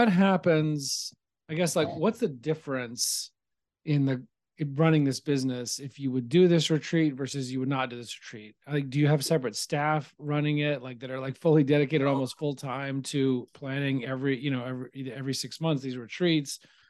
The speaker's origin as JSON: {"language": "English", "town": "Nashville", "region": "Tennessee", "country": "United States", "moved": "yes", "lives_now": "Long Island, United States", "said": "And I'm from Nashville"}